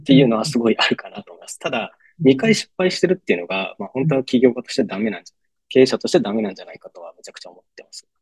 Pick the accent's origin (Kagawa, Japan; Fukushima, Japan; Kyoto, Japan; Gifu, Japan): Gifu, Japan; Takayama; moved away as an adult; also born or lived in Tokyo; 僕が岐阜県の飛騨高山出身なんですけども